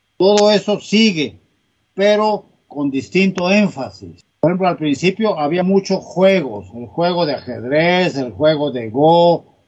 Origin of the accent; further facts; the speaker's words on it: Salina Cruz, Oaxaca, Mexico; moved away; yo nací en, Oaxaca, es un pueblo del istmo, istmo de Tehuantepec pero me crié en Salina Cruz, Oaxaca.